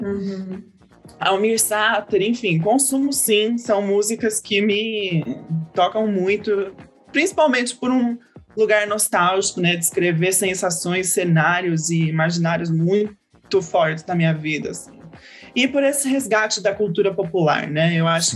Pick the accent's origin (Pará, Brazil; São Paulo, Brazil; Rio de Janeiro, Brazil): São Paulo, Brazil; Serra Negra; also born or lived in Valinhos; Eu cresci a minha vida inteira no interior, dos 9 aos 17 morei no sítio